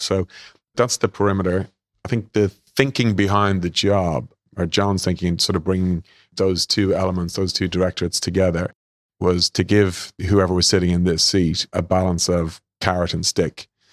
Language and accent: English; Ireland; accent: Irish; moved away as an adult; also born or lived in London / Sydney; I'm Irish, as you guys will hear